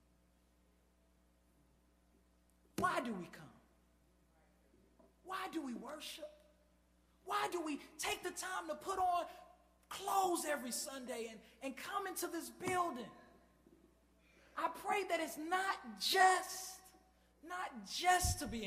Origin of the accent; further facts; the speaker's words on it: Chicago, Illinois, United States; I grew up in Chicago